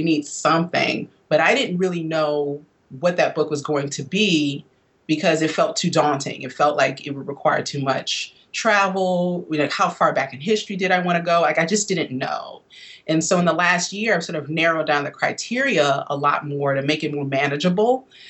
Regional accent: Midwest, United States; now in East Coast, United States; growing up in the Midwest where I did, you know, I'm a product of the Northern migration.

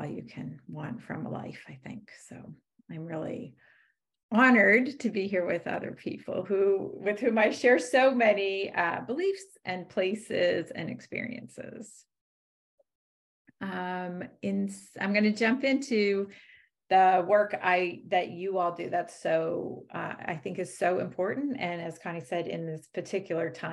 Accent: Maine, United States; now in California, United States; I grew up in Maine and in the Writing Project.

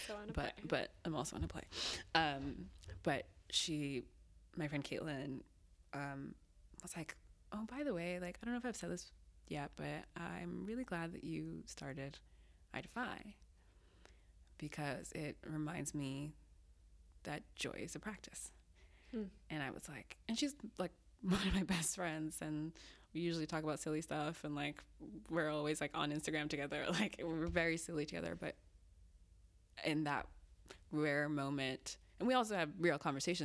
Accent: Massachusetts, United States; also born or lived in Zimbabwe; I grew up in Massachusetts, mostly

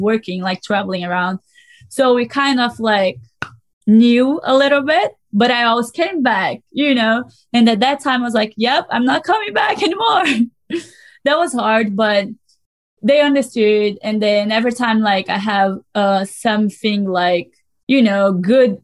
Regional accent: Brazil; English is a second language; moved away as an adult; now in United States

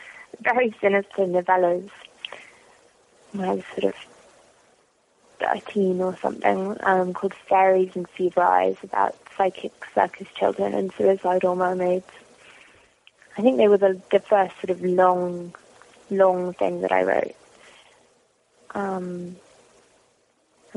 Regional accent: London, United Kingdom; moved away as an adult; also born or lived in Washington, D.C., United States; now in Los Angeles, United States; Born in North London. So born in kind of Islington and brought up, partly in sort of Chalk Farm, which is also in North London. And I lived in Washington, D.C. for a little while as well

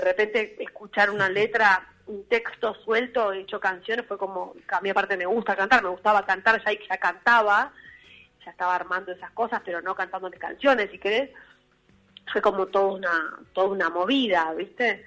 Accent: Buenos Aires, Argentina; somos todos de Buenos Aires, pero de capital

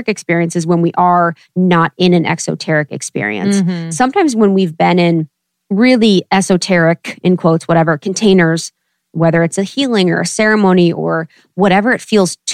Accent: Ohio, United States; also born or lived in Chicago / New York; now in Los Angeles, United States; growing up in Ohio

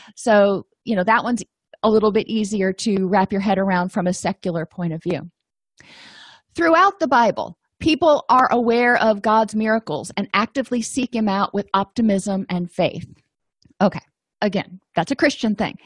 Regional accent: the South, United States; I'm from the South

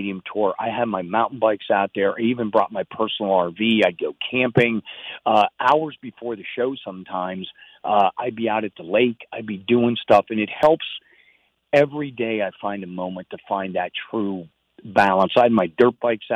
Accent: Pennsylvania, United States; moved away; my small town growing up in Pennsylvania

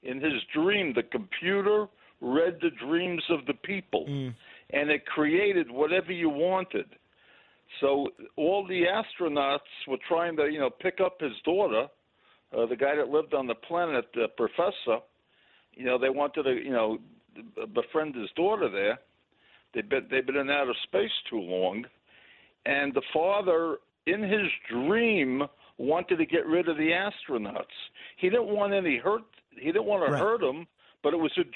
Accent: New York City, New York, United States; moved away as an adult; now in Indiana, United States; I'm from Brooklyn

